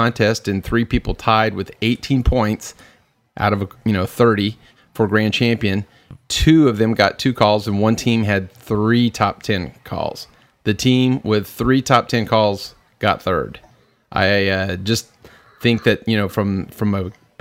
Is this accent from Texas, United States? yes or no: yes; Texas, United States; we're from Texas